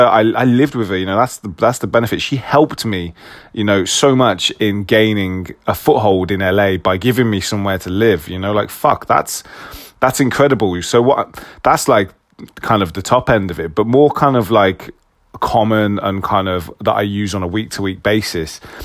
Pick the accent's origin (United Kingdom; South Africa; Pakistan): United Kingdom; being very British